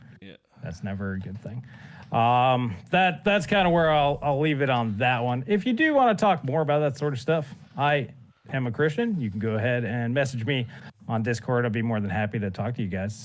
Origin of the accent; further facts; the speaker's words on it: Canada; As a Canuck